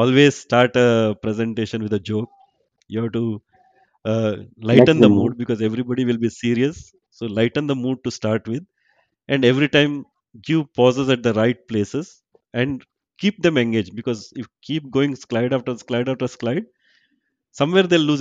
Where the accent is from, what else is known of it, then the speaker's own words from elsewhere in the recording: Surathkal, Karnataka, India; moved away as an adult; also born or lived in Chicago, United States; now in Bangalore, India; I am from Suratkar